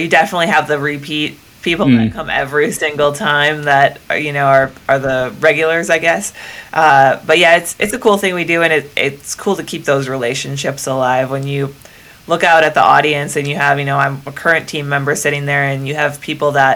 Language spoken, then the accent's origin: English; Northern Wisconsin, United States; I'm from Northern Wisconsin, which is practically Canada.